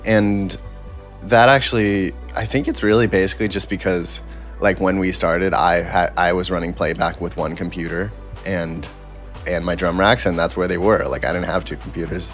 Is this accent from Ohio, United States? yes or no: no; New York, United States; I grew up in New York and, you know, in high school, I could go play in clubs and you know restaurants and stuff in the city